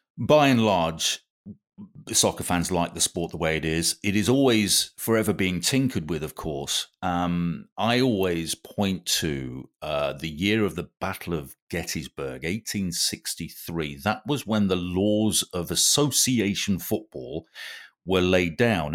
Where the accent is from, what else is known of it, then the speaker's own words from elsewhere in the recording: England, United Kingdom; being English